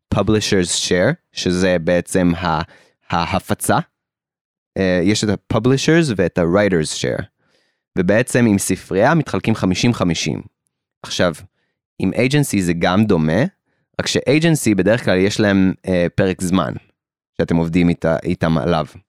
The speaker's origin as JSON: {"language": "Hebrew", "country": "Israel"}